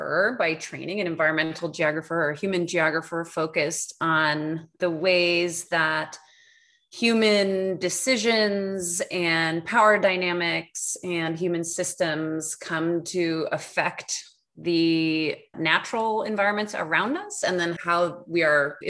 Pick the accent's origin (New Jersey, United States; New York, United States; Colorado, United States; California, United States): New York, United States; also born or lived in Los Angeles / Portland / Beijing / Arizona; now in Amherst, United States; I'm from New York originally